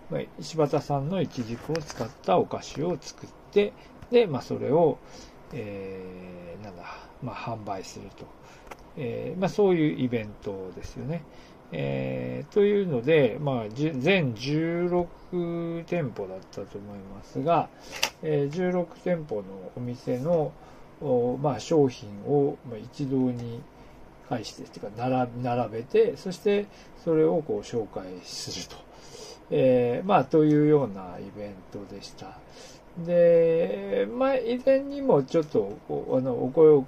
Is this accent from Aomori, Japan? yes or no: yes; Aomori, Japan; moved away; also born or lived in Niigata; 私青森の出身なので